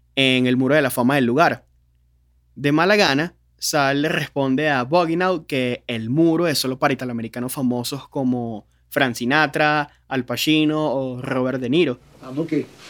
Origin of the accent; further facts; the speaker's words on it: Venezuela; cómo somos los venezolanos